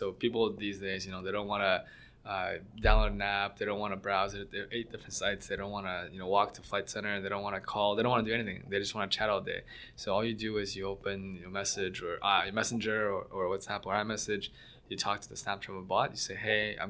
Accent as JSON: {"language": "English", "town": "Mississauga", "region": "Ontario", "country": "Canada", "tie": "born or raised there", "said": "But I grew up mostly in Mississauga, went to Waterloo for university."}